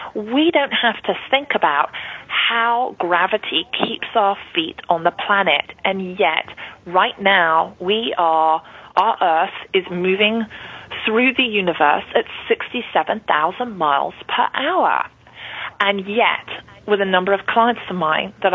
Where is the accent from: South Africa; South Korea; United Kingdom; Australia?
United Kingdom; London; growing up in London, I know it was the rat race for me.